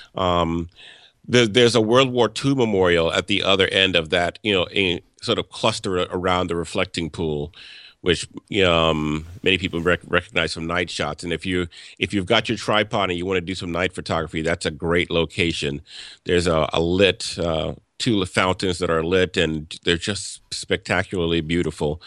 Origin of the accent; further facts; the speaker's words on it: Louisiana, United States; moved away as an adult; now in Washington, D.C., United States; I grew up in the South and I th, in Louisiana and I, and I thought I'd left that when I moved up here